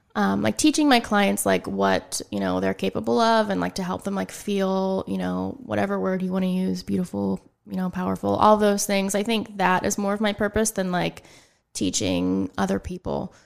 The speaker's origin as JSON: {"language": "English", "town": "Ligonier", "region": "Pennsylvania", "country": "United States", "tie": "born or raised there", "also_born_or_lived": "New Kensington, Pennsylvania / Pittsburgh", "moved": "as an adult", "lives_now": "Greensburg, United States", "said": "I was born in New Kensington, um, and then, you know, mm, how old was I when I moved to Ligonier? Um, I don't know, I was in, like, second grade."}